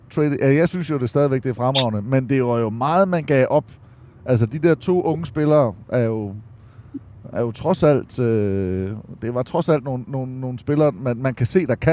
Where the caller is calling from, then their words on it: Odense, Southern Denmark, Denmark; Jeg er med fra Odense.